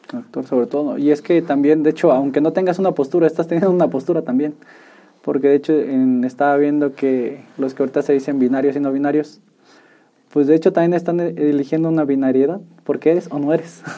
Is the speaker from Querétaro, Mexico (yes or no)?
yes; Tolimán, Querétaro, Mexico; yo soy de Tolimán